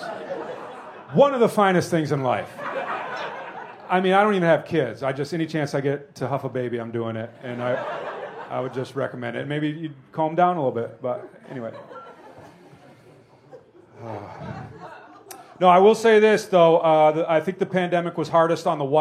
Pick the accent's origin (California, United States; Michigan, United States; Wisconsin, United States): Wisconsin, United States; also born or lived in Indiana; I'm from Wisconsin. I was born in Indiana